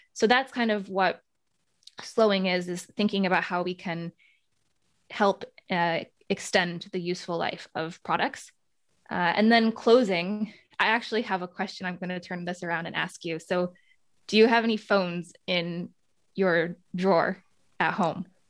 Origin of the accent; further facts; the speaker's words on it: United States; moved away as an adult; also born or lived in Netherlands; I came from the United States. That's my home country